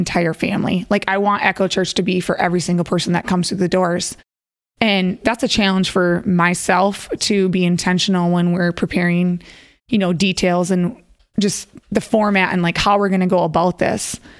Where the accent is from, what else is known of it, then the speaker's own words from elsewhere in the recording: Minnesota, United States; I grew up in Minnesota and I'm one of three girls